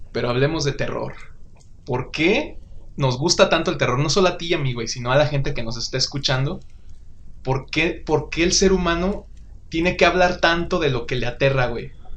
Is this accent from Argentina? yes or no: no; Uruapan, Michoacán, Mexico; como los mexicanos suruapenses que somos